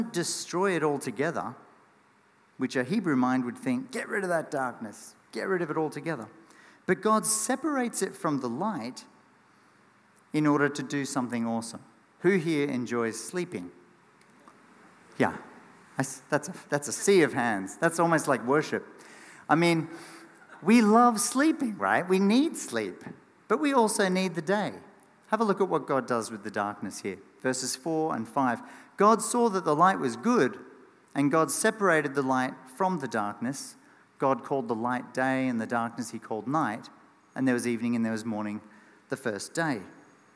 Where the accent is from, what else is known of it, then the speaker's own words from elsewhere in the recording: Australia; as an Aussie kid.